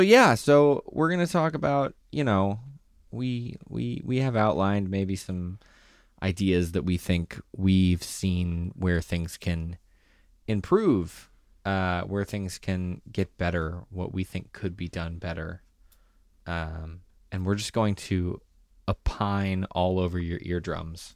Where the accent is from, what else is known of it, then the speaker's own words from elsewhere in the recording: South Carolina, United States; also born or lived in Boston area; now in Boston, United States; I'm from South Carolina. I did theater there before I moved up, uh, up to this area